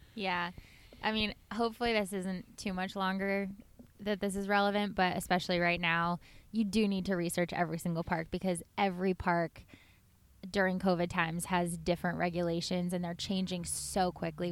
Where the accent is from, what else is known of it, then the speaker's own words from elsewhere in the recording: Los Angeles, California, United States; I grew up in Los Angeles